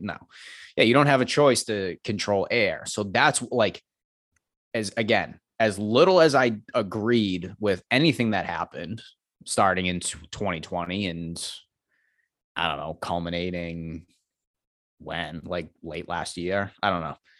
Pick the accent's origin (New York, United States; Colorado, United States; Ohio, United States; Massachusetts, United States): Massachusetts, United States; Medford; moved away as an adult; now in Milton, United States; I grew up in Medford, I live in Milton now